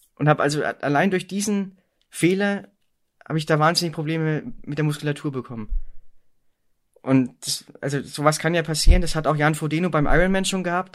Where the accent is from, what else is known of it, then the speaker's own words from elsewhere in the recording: East Germany, Germany; ich komme auch gebürtig aus Ostdeutschland